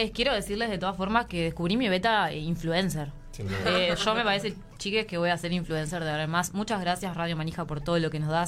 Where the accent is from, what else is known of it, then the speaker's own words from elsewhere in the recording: Maldonado, Uruguay; de Maldonado, nacida